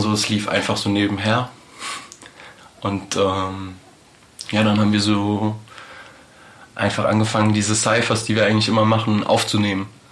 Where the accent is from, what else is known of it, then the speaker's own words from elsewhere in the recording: Frankfurt, Hesse, Germany; wir sind halt alle in Frankfurt aufgewachsen